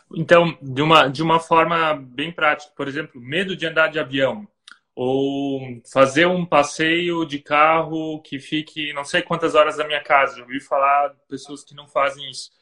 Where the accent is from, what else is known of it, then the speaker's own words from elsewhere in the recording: Brazil; moved away; agora morando fora do Brasil